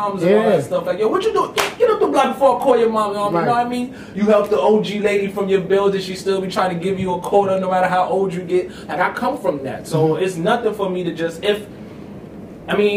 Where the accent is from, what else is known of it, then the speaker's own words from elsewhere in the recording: New York City, New York, United States; growing up in the Bronx, where I'm from